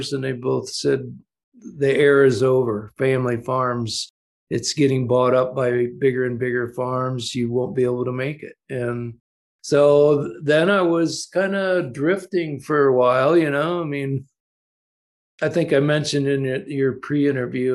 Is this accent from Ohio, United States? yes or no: yes; Ohio, United States; all the farmers I grew up in Ohio